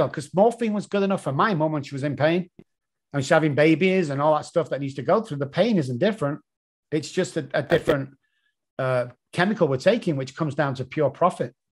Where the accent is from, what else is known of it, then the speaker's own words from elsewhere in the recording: England, United Kingdom; accent: English; my stupid English accent